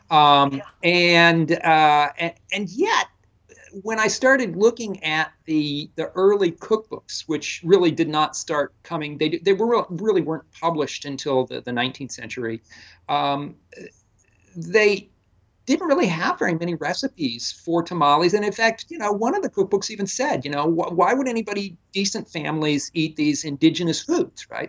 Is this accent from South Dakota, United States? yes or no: no; the area around Chicago, Illinois, United States; moved away as an adult; also born or lived in South Carolina; now in Toronto, Canada; originally from the area around Chicago, uh, so I'm kind of a Midwesterner